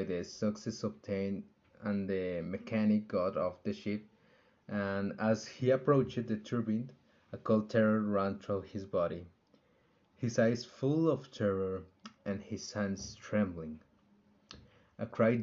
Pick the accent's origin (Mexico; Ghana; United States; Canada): Mexico; Aguascalientes; I am from Aguascalientes